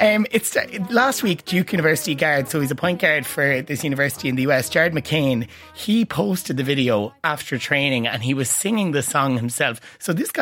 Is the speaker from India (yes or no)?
no; Portlaoise, Leinster, Ireland; sitting at my desk at home in Portlaoise, my hometown